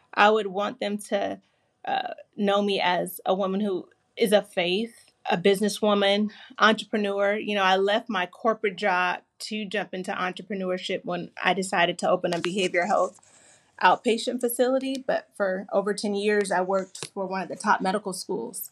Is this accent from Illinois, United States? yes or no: no; California, United States; my home, which is California